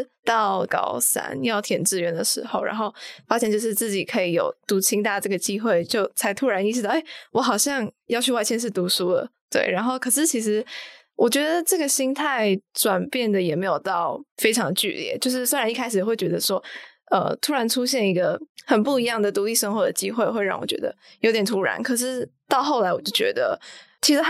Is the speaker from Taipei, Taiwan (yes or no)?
yes; Taipei, Taiwan; moved away as an adult; now in Hsinchu, Taiwan; 我是台北人，我的高中就读的是大直高中